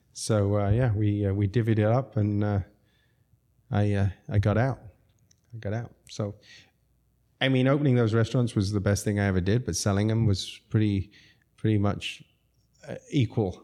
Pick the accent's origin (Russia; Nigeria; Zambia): Zambia; moved away; also born or lived in London / New York City; I grew up in Zambia